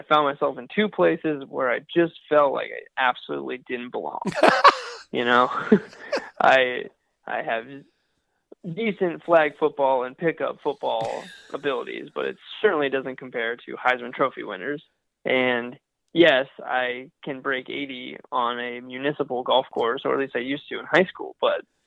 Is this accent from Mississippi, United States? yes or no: no; Columbus, Ohio, United States; moved away; I grew up in Columbus, Ohio